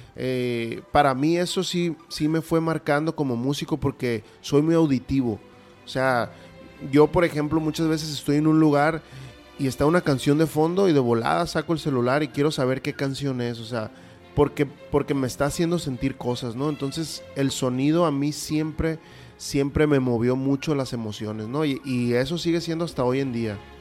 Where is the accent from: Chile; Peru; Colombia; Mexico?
Mexico; Culiacán, Sinaloa; soy un oriundo de Culiacán